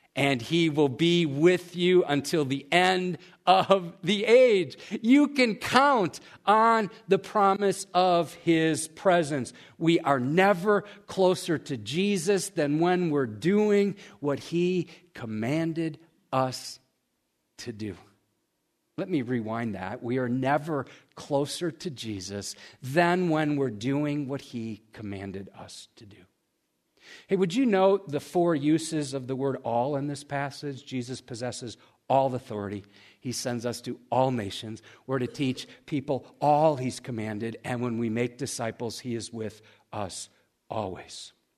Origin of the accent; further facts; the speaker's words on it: United States; we as American Christians